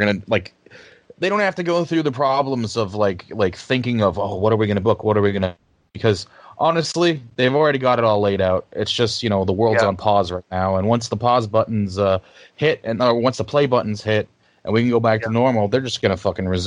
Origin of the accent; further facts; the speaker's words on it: Ottawa, Ontario, Canada; I'm from Ottawa, Canada. It's the capital of Canada for anybody who doesn't know.